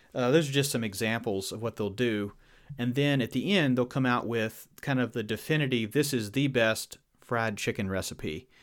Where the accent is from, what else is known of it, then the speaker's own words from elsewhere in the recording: Virginia, United States; accent: Southern; I was from Virginia and from, uh, from Old Order of Mennonite background